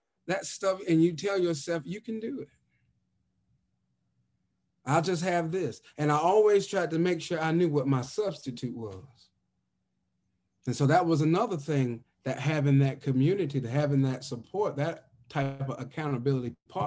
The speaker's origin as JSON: {"language": "English", "region": "the South", "country": "United States", "said": "I'm from the South, so you know they gonna cook for Christmas"}